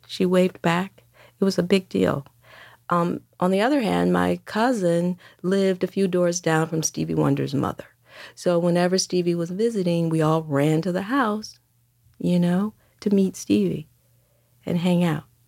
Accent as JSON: {"language": "English", "town": "Detroit", "region": "Michigan", "country": "United States", "tie": "born or raised there", "moved": "as an adult", "lives_now": "New York City, United States", "said": "I grew up in Detroit throughout the sixties and seventies"}